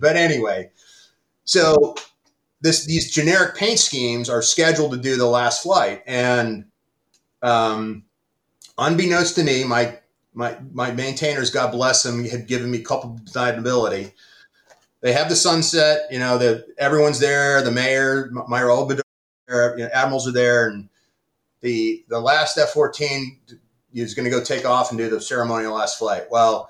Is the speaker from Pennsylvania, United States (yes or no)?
yes; Pittsburgh, Pennsylvania, United States; the baseball all-star game home run derby flyover in my hometown in Pittsburgh.